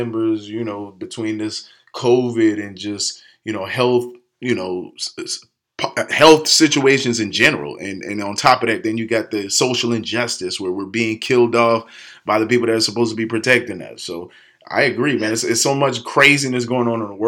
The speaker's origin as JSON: {"language": "English", "town": "Charleston", "region": "South Carolina", "country": "United States", "said": "I'm originally from Charleston, South Carolina"}